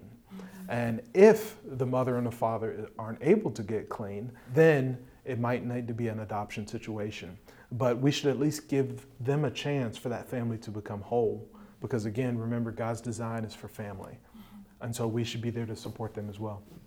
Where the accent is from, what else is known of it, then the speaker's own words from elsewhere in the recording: Hampton Roads, Virginia, United States; also born or lived in Washington, D.C.; born and raised in Hampton Roads, Virginia area, also called the 757